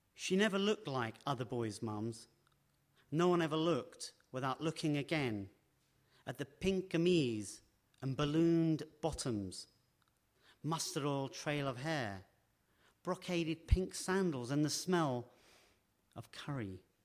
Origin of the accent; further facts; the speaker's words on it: London, United Kingdom; When I was growing up in West London, um, near Heathrow